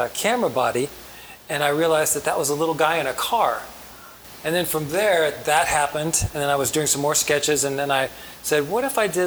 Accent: Huntsville, Alabama, United States; born or raised there; moved away; also born or lived in Norfolk, Virginia

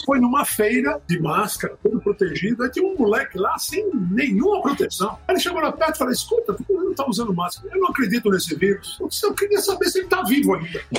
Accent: Natal, Rio Grande do Norte, Brazil; Nasci em Natal

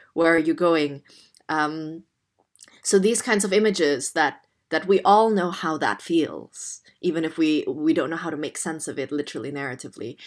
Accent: Jakarta, Indonesia; English is a second language; moved away as an adult; now in London, United Kingdom; I was born Chinese Indonesian in Jakarta in Indonesia, and I was raised there for the first eighteen years

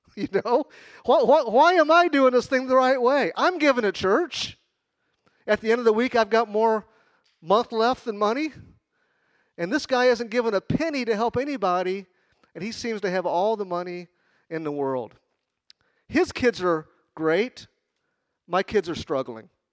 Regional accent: Chicago, Illinois, United States; moved away; I'm from Chicago.

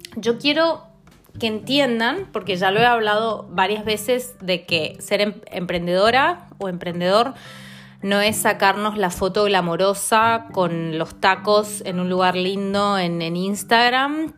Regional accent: Mendoza, Argentina; moved away as an adult; now in London, United Kingdom; Soy de Mendoza, de Argentina

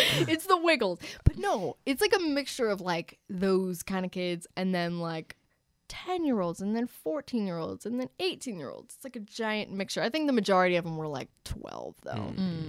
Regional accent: Marlton, New Jersey, United States; moved away; I'm from South Jersey, like, I was in Marlton, which is like Cherry Hill

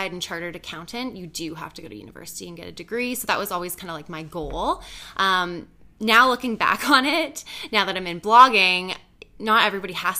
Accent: Belleville, Ontario, Canada; also born or lived in Ottawa; now in Toronto, Canada; I was actually born in Ottawa, but I grew up in Belleville, Ontario

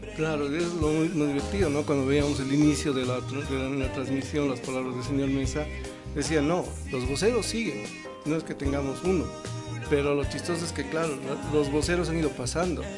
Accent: Bolivia; Somos bolivianos

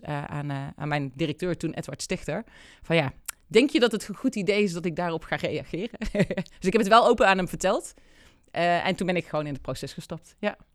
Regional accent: Deurne, North Brabant, Netherlands; geboren in Brabant. Eh, en dat zeg ik er altijd bij, want dat doet wat met wie ik ben. Eh, in, in Deurne, Peelgebied

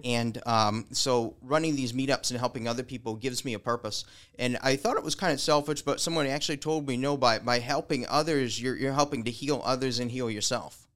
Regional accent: Caledonia, Michigan, United States; I was born in Caledonia on a dairy farm

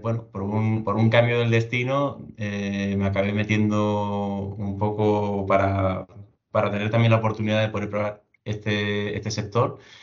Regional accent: Seville, Andalusia, Spain; yo soy soy de Sevilla

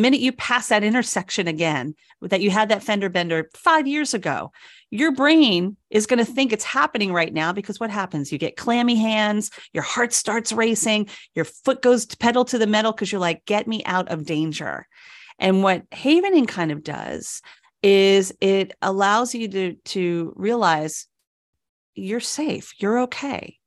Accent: New York, United States; moved away; I'm from New York

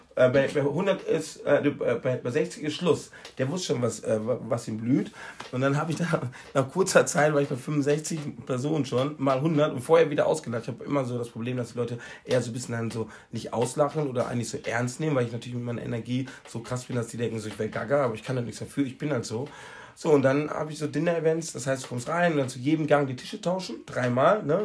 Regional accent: Recklinghausen, North Rhine-Westphalia, Germany; now in Mallorca, Spain; ich komme aus äh, Recklinghausen.

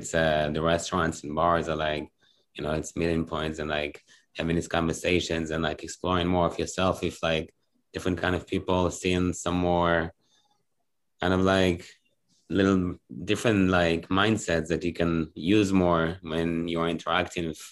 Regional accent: Ra'anana, Central District, Israel; I grew up in Ra'anana. It's a little town next to Tel Aviv

